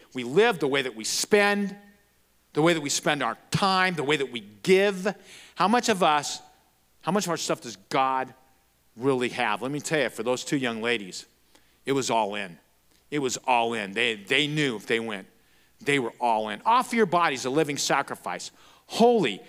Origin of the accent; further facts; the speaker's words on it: Florence, Arizona, United States; also born or lived in Casa Grande, Arizona / Tucson, Arizona; I'm from Florence. I graduated from there. I'm a Florence Gopher.